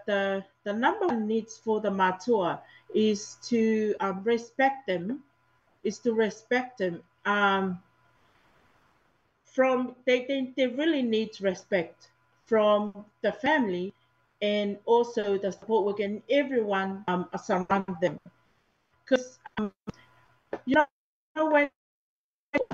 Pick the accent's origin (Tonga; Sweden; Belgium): Tonga; moved away as an adult; now in New Zealand; I was in Tonga until 2017